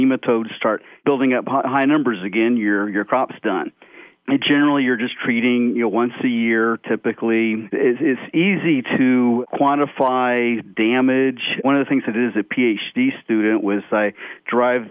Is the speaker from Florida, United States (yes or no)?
yes; Florida, United States; I'm sixth generation from Florida